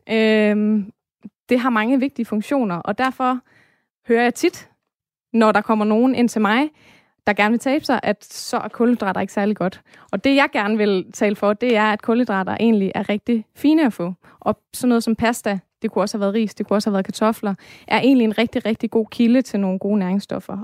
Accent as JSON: {"language": "Danish", "country": "Denmark", "said": "vi som danskere"}